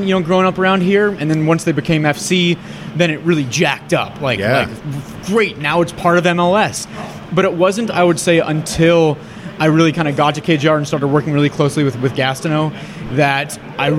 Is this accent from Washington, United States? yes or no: yes; Kirkland, Washington, United States; also born or lived in Seattle; I grew up in Kirkland